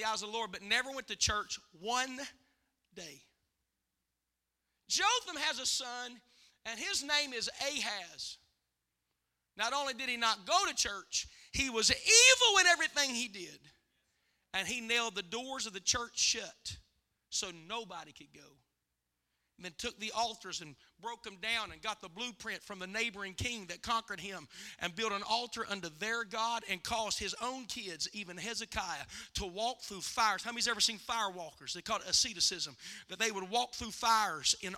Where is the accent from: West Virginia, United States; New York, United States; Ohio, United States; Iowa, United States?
West Virginia, United States; West Virginia